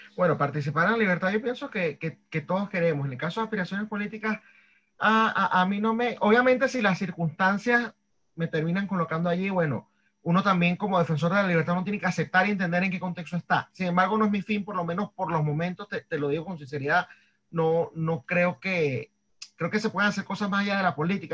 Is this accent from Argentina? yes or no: no; Venezuela; moved away; siendo venezolano